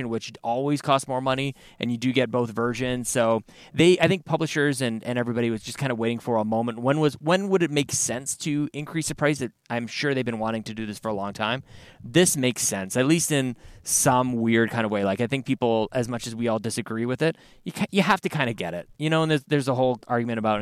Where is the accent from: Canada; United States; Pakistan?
Canada; being Canadian